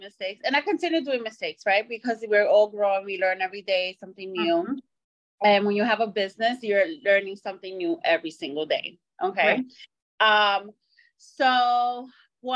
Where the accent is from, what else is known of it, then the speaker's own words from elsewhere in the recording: New York City, New York, United States; now in Miami, United States; I service all over the five boroughs of New York City because it's my hometown